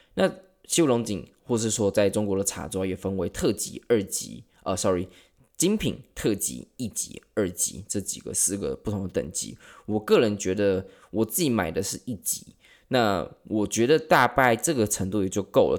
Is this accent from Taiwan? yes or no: yes; Taiwan; accent: Taiwanese; 我们台湾人